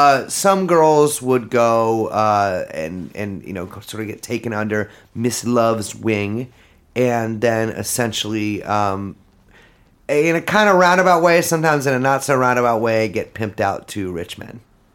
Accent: California, United States; I'm from the Bay Area.

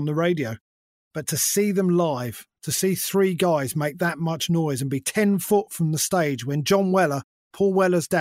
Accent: London, United Kingdom; I've always been a London boy. I grew up in London.

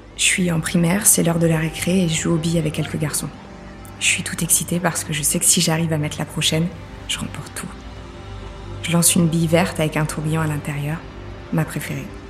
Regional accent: École-Valentin, Bourgogne-Franche-Comté, France; J'ai grandi à École Valentin, à un tout petit village près de Besançon en Franche-Comté

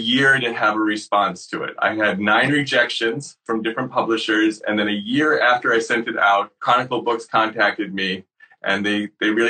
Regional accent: Syracuse, New York, United States; I grew up in Syracuse, New York, and I had a group of friends there

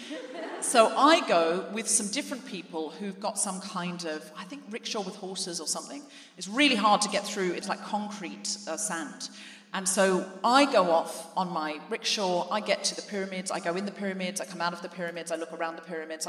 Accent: Gold Coast, Queensland, Australia; moved away as an adult; now in London, United Kingdom; I was raised on the Gold Coast

